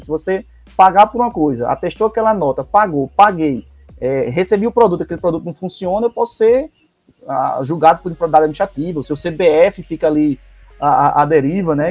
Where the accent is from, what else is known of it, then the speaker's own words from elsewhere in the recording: Paraíba, Brazil; moved away as an adult; now in Recife, Brazil; Sou paraibano, resido em Recife há 16 anos.